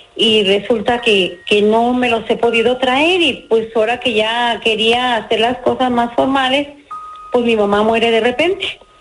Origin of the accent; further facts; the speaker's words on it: Puruándiro, Michoacán, Mexico; moved away as an adult; now in San José, United States; yo vivía de eh, allá en mi pueblo y me vine a San José, California hace 30 años más o menos